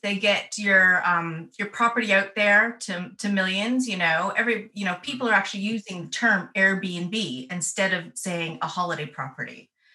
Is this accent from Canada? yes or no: yes; Canada; moved away as an adult; now in North West England, United Kingdom; my accent will confuse you because I was born and raised in Canada. Um, but I left in 2002